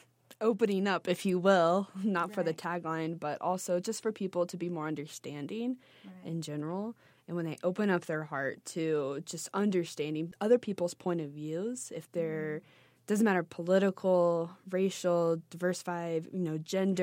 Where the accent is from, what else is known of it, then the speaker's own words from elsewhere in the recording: the South, United States; I feel that. I'm from the South. I feel that.